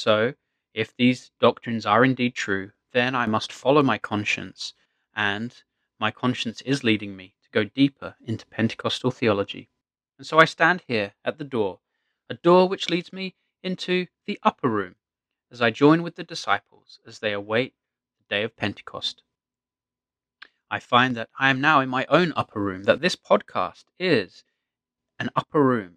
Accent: England, United Kingdom; moved away as an adult; now in Japan; I grew up an Anglican in the Church of England

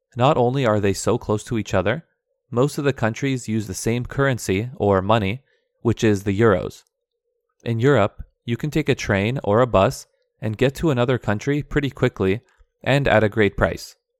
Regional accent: Vancouver, British Columbia, Canada; first language Aramaic; English is a second language; also born or lived in Turkey; I was born in Turkey, but my family came to Canada when I was two years old.

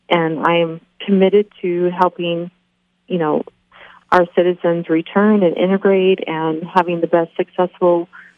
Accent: Tennessee, United States; born there; also born or lived in South Carolina; now in Idaho, United States; I grew up in the military, so I've lived everywhere. I was born in Tennessee, and then from there, lived all across our nation, several different states, grew up all over the place. I mainly associate home with South Carolina

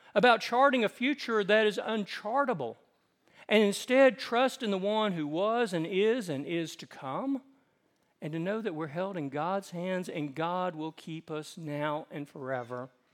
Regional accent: the South, United States; I grew up in the South

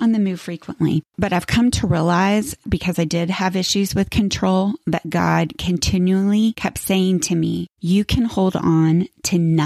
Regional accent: Florida, United States; moved away as an adult; I grew up in Florida

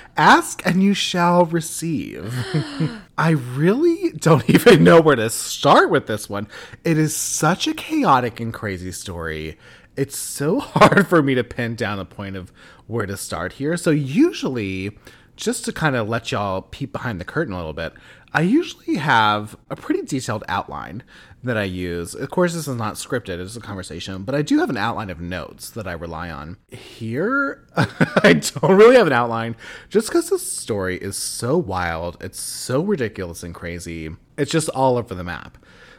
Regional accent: the South, United States; I'm from the South. Southern born, Southern bred.

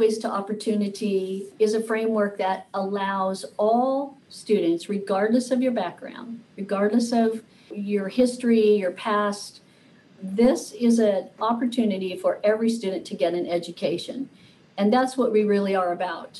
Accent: Oregon, United States; also born or lived in Illinois; When I was growing up, we came from a lower middle income family, and we moved out to Oregon from Illinois, and we didn't know anyone

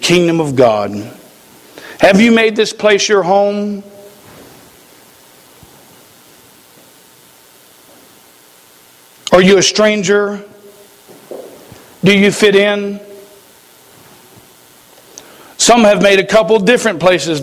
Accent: United States; we as the American people

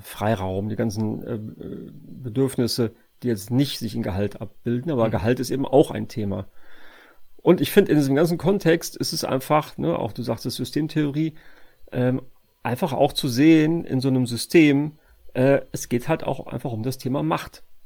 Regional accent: Sauerland, North Rhine-Westphalia, Germany; ich komme ja aus Westfalen, äh, beziehungsweise das sage ich immer nur, um zu verschleiern, dass ich eigentlich aus dem Sauerland komme

